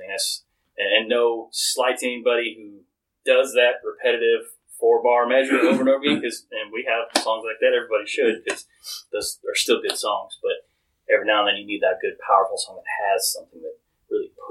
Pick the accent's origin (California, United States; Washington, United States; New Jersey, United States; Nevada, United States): Washington, United States; Seattle; I'm actually from Seattle. I grew up with the grunge.